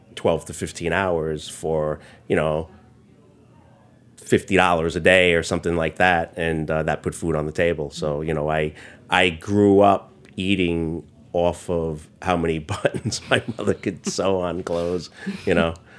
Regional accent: New York City, New York, United States; also born or lived in Bensonhurst, Brooklyn; So Chinatown itself, um, I grew up on Mott Street. It's the Manhattan Chinatown

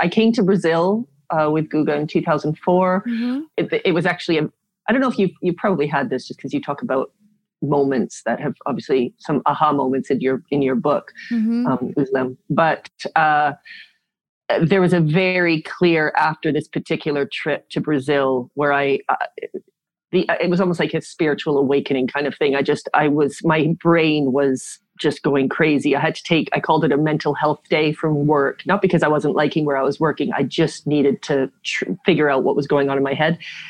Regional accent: South Africa; born there; I was born in South Africa. A whole lot of my family live in South Africa.

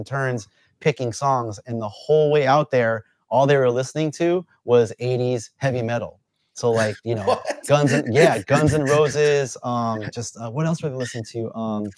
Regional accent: Los Angeles, California, United States; I grew up out here in SoCal

